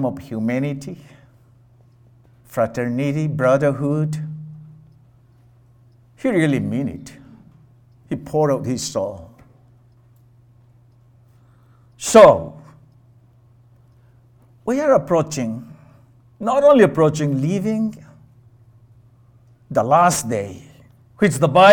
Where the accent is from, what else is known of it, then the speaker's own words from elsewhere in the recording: India; moved away as an adult; I grew up, I was born in India, raised in India, part of my younger days, and then privileged enough to come over here and get my education